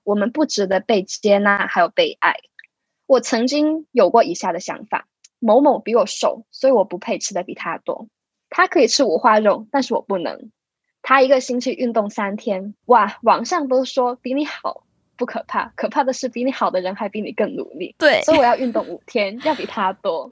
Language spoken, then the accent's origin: Chinese; Hong Kong; 我来自香港，是位准物理治疗学生